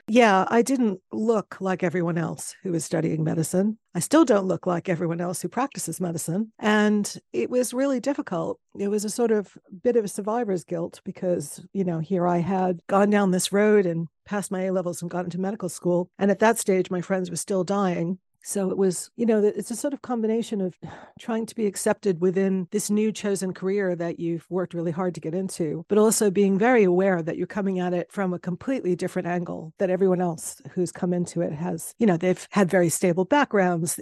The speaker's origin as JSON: {"language": "English", "country": "United States", "moved": "as an adult", "lives_now": "London, United Kingdom", "said": "being a American immigrant"}